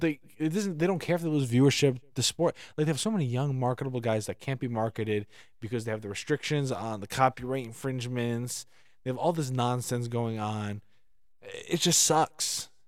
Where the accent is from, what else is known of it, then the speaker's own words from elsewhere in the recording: United States; as an American